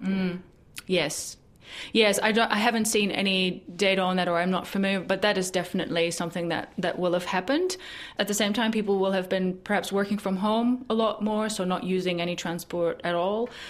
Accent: Netherlands; now in New Zealand; my home country in the Netherlands

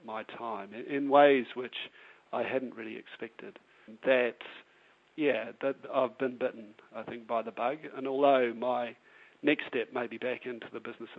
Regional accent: New Zealand; being a New Zealander

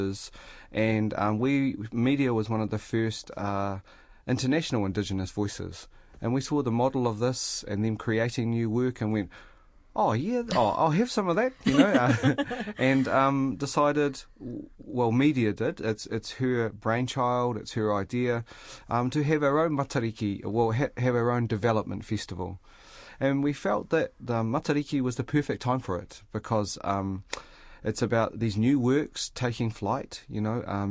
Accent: Dunedin, Otago, New Zealand; I was born and bred in Dunedin

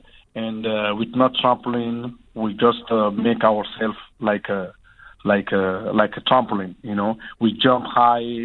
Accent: Guinea; moved away; to Guinea, in my hometown, in my little village of fish village

